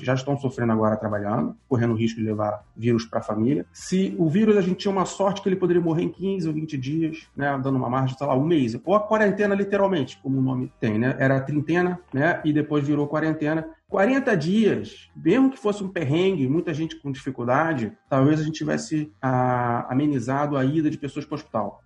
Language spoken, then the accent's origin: Portuguese; Rio de Janeiro, Brazil; moved away as an adult; now in Portugal; vivi metade da minha expectativa de vida no Rio de Janeiro. Nasci no Rio, sou carioca